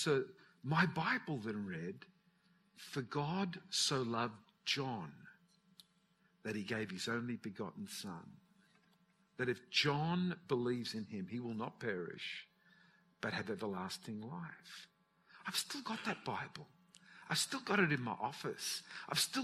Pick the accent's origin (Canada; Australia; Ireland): Australia; Newcastle, New South Wales; My parents, when I was born in Newcastle. They lived in a place called Mayfield